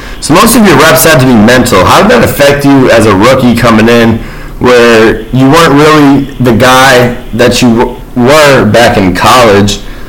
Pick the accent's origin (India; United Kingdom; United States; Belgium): United States; South Florida; I'm from South Florida, so I'm down south.